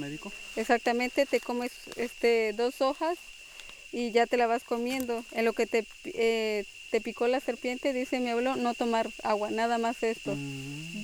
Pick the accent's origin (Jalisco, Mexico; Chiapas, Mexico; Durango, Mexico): Chiapas, Mexico; Nahá; moved away as an adult; now in Chajul, Mexico; Soy originaria La Candona Maya y yo nací en Naja, que es parte de Mesaboc, que son, que es la zona este, la Candona